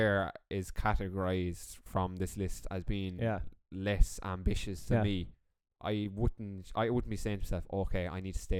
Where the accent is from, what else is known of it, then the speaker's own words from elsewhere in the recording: Laois, Ireland; now in Galway, Ireland; Now, although I am from Leash, and it is basically bogland